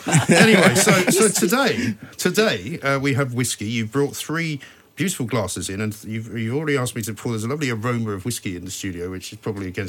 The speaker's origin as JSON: {"language": "English", "region": "London", "country": "United Kingdom", "tie": "born there", "said": "Now, I was born in London, but both my parents are from Scotland."}